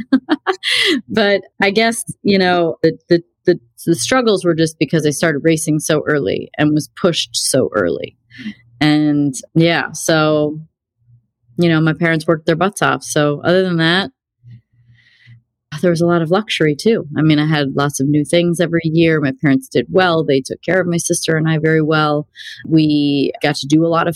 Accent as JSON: {"language": "English", "region": "Illinois", "country": "United States", "tie": "born or raised there", "also_born_or_lived": "Wisconsin", "said": "I grew up in Illinois"}